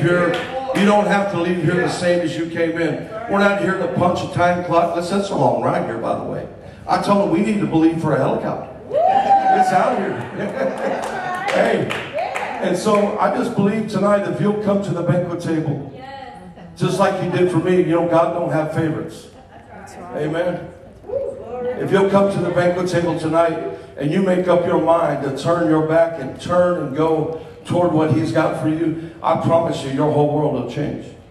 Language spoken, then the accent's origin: English; Miami, Florida, United States; moved away as an adult; now in Minnesota, United States; I'm from Miami, Florida.